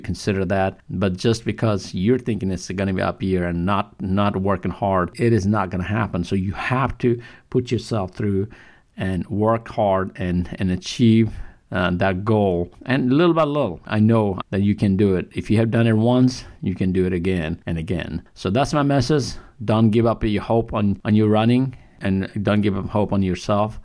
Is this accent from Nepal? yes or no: yes; Kathmandu, Bagmati, Nepal; moved away; I'm from Nepal, from Kathmandu.